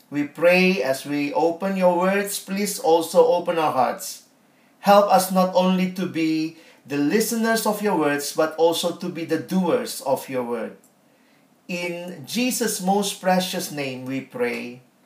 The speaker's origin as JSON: {"language": "English", "country": "Indonesia", "said": "I'm from Indonesia"}